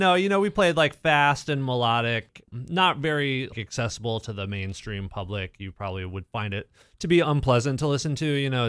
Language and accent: English; Richmond, Virginia, United States; moved away as an adult; now in Dayton, United States; I'm not from here. I've lived in Dayton since 2003. I'm originally from Richmond, Virginia.